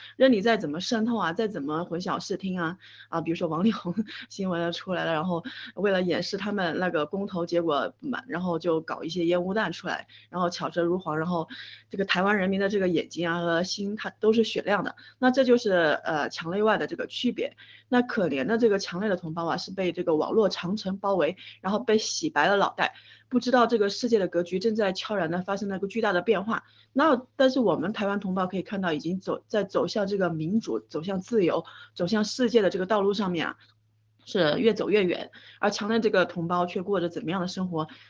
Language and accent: Chinese; China; moved away; 我是从墙内出来的